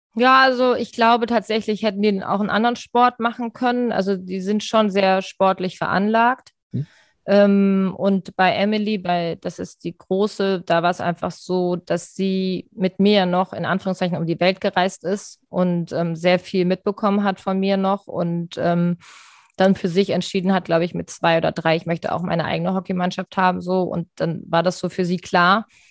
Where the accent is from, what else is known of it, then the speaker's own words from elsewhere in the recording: Rhine-Main area, Germany; moved away as an adult; now in Hamburg, Germany; Ich bin ja nicht in Hamburg aufgewachsen, sondern im Rhein-Main-Gebiet und bin 1999 nach Hamburg gekommen